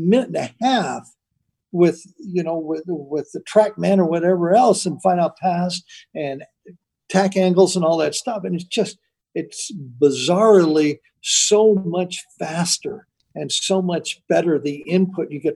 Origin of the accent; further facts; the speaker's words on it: Garden Grove, California, United States; also born or lived in Riverside, California; We moved from Garden Grove, California to Riverside